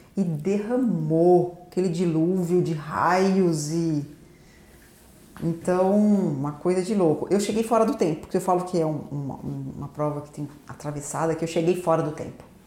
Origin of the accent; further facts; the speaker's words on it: Paraguaçu Paulista, São Paulo, Brazil; also born or lived in Londrina; sou aqui de Paraguaçu Paulista mesmo, nascida em Londrina, mas como a família da materna daqui, então eu praticamente cresci aqui em Paraguaçu.